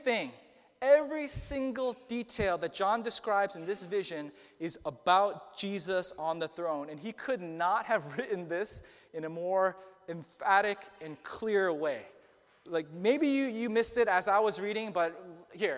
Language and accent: English; Boston, Massachusetts, United States; also born or lived in Lowell, Massachusetts; I grew up here in Boston. I was born and raised. I was born in Lowell General Hospital, 40 minutes from here. I've never left.